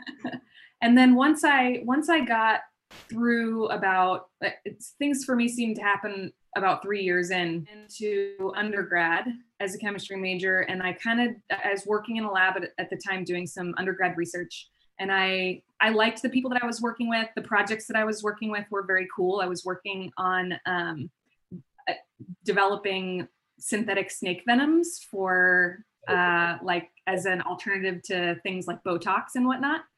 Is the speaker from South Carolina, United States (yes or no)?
no; Palm Springs, California, United States; also born or lived in Bay Area / Denver; now in San Diego, United States; I grew up in Palm Springs and then I, um, so I pretty much stayed there for a majority of my, my upbringing